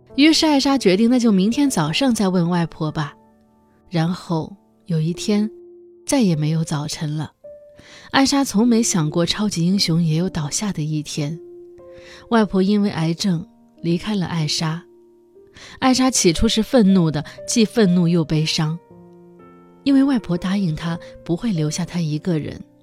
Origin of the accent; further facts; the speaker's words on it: northern China, China; 我是北方人，妈妈的妈妈我们叫姥姥